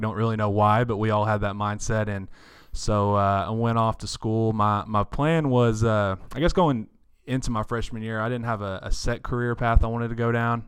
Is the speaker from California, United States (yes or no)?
no; Paris, Texas, United States; I was born and raised right here in Paris